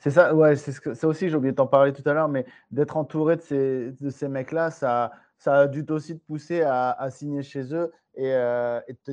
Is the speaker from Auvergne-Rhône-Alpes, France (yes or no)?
no; Chartres, Centre-Val de Loire, France; je dis pas ça parce que moi aussi, je viens de Chartres